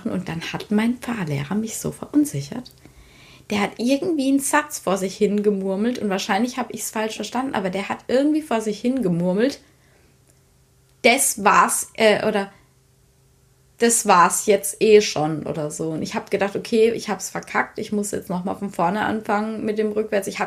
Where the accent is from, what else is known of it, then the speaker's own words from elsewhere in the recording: Rhineland-Palatinate, Germany; accent: Palatinate German; ich rede hier jetzt hier Pfälzer Dialekt